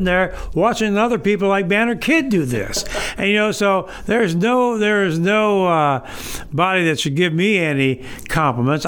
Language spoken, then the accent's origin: English; Berne, Indiana, United States; moved away as an adult; now in Kendallville, United States; I'm born and raised in Bern